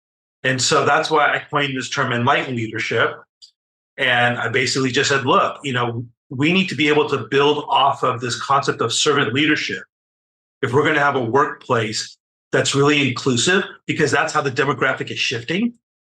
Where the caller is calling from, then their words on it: Newport Beach, California, United States; So I'm in Southern California. So I'm about 35 miles south of Los Angeles in an area called Newport Beach.